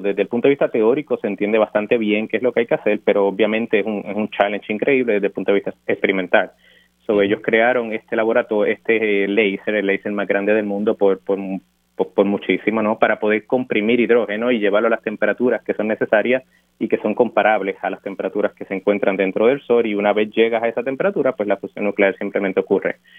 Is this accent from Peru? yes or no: no; Dorado, Puerto Rico; moved away as an adult; also born or lived in Urbana-Champaign, Illinois; yo nací y me crié en Dorado